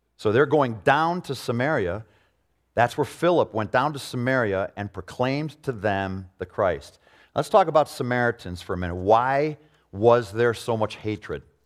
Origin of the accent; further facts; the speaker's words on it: Arlington Heights, Illinois, United States; I grew up in Arlington Heights in a home where I didn't see prejudice, really